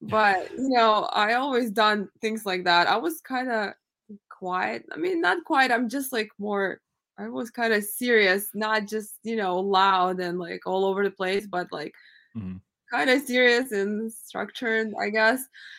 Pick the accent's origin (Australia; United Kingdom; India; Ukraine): Ukraine; moved away; But also, you know, I was born in Ukraine, so I grew up in a different country, and growing up there, you have definitely different conditions than you have here.